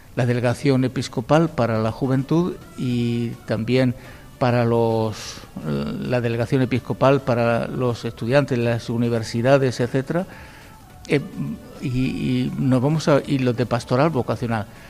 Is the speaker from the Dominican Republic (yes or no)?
no; Spain; somos españoles